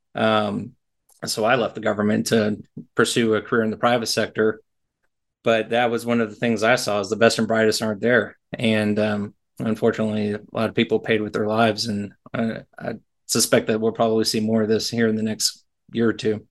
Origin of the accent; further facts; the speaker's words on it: Texas, United States; I grew up in Texas, Tornado Alley